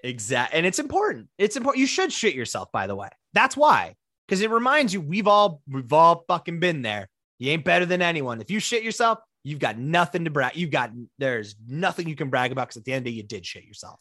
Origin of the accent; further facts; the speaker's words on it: South Dakota, United States; we're from South Dakota